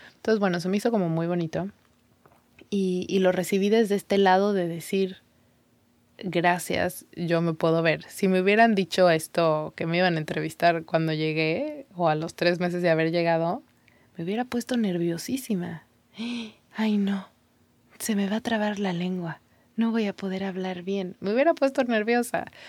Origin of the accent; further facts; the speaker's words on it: Mexico; first language Spanish; moved away as an adult; mi lengua es el, español, iba a decir el mexicano, mi lengua, mi idioma es el mexicano